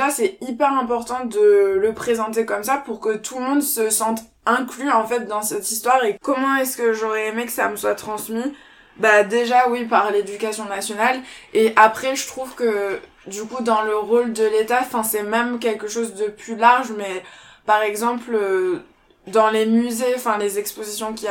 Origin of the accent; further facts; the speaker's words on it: France; j'ai grandi, enfin je suis née et j'ai grandi en France métropolitaine.